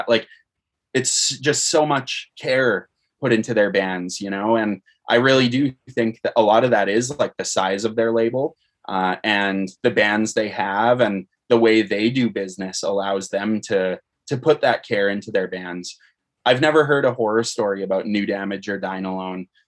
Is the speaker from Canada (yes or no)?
yes; Canada; Uh, also, it's interesting because being a Canadian band, uh, a lot of times it can be harder for an American band to sign a Canadian band.